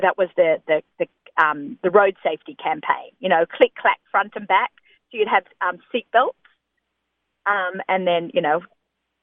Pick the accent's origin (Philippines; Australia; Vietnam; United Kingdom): Australia; moved away as an adult; now in United States; in the 1970s and 80s, when I was growing up in Australia